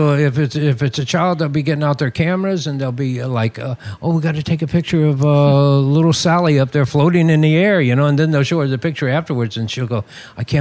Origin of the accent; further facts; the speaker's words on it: West Virginia, United States; born there; I grew up in, uh, uh, I didn't grow up, but I was born in West Virginia. And uh, back there, they have fireflies